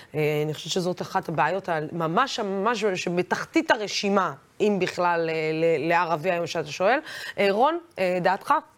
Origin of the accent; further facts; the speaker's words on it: Israel; תמיד הגדרתי את עצמי כערבייה ישראלית